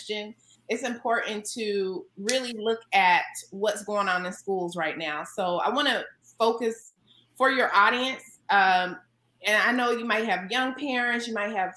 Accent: North Carolina, United States; now in California, United States; North Carolina, where I'm from

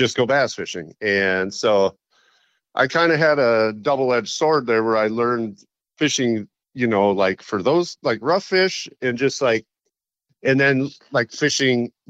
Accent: Willmar, Minnesota, United States; also born or lived in Victoria, Minnesota; I grew up out in Wilmer, Minnesota, which is kind of a more rural town

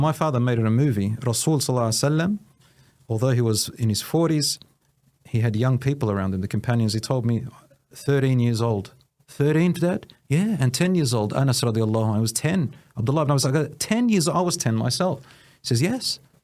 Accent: Williamstown, Victoria, Australia; also born or lived in Newport; I was born in Australia, Williamstown, and I was raised with, uh, a particular village belonging to my mother's.

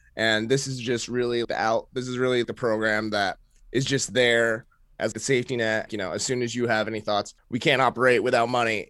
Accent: Maine, United States; moved away as an adult; now in New York, United States; my, uh, Filipino upbringing in Maine

